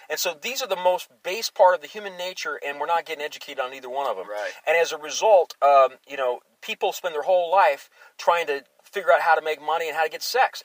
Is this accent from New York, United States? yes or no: no; Alaska, United States; moved away; I grew up in Alaska